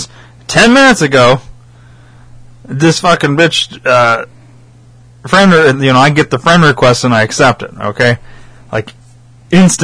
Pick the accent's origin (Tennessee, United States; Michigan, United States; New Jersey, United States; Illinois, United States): Illinois, United States; Rockford; I put Rockford.